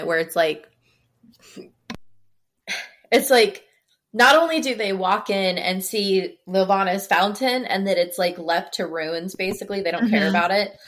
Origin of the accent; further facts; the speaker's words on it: Midwest, United States; now in Las Vegas, United States; I grew up in the Midwest